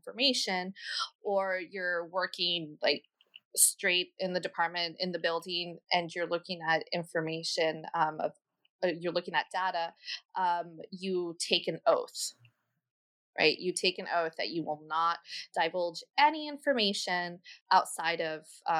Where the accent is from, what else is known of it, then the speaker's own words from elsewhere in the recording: San Diego, California, United States; also born or lived in Tucson, Arizona / Costa Rica; Okay, well … I'm from San Diego. My mom is from Guatemala, and my dad is from New Mexico.